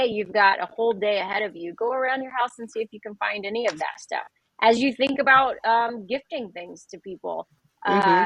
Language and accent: English; Midwest, United States; I'm from the Midwest.